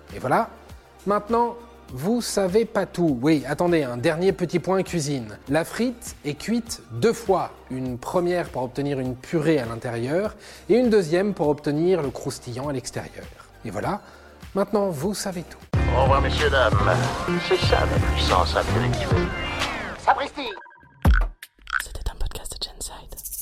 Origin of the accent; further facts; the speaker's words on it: France; je suis français